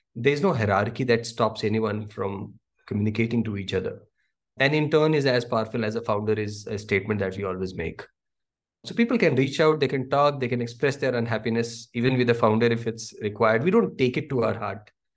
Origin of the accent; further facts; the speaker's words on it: Delhi, India; moved away; I come from Delhi